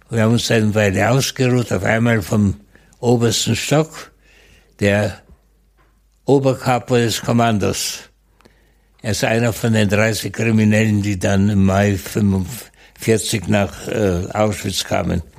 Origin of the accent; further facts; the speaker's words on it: West Germany, Germany; Ich bin in Westdeutschland aufgewachsen